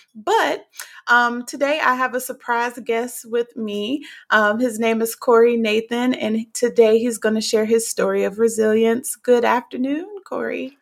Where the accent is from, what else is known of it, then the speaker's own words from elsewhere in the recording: South Carolina, United States; also born or lived in Newark, New Jersey; I was in South Carolina with my grandparents